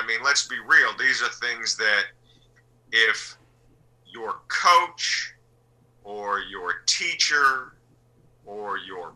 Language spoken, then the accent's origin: English; Berkeley, California, United States; also born or lived in Japan / Salt Lake City, Utah; from the age of 6 until now, I've lived in Berkeley, California. So I've spent the majority of my life in Berkeley.